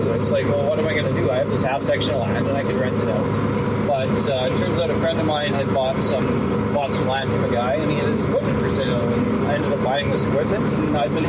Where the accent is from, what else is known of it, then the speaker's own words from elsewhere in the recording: Melita, Manitoba, Canada; also born or lived in Dauphin, Manitoba; Now, I'm originally from Melitta, Manitoba, kind of born and raised. A bit of a transplant to Dauphin, finished some high school up there.